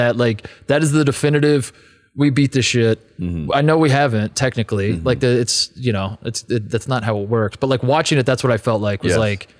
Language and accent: English; Midwest, United States; I am cut from the Midwestern cloth of, if I don't feel well, I don't go to the doctor.